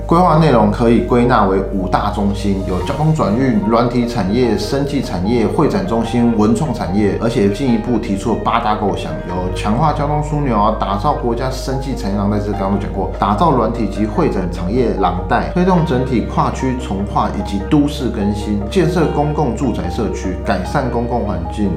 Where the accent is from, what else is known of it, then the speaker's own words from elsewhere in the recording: Taipei, Taiwan; 以我身为 台北人来讲的话